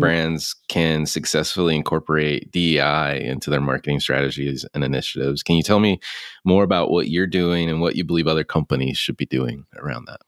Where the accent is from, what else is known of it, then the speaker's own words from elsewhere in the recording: Concord, North Carolina, United States; I grew up in Concord, North Carolina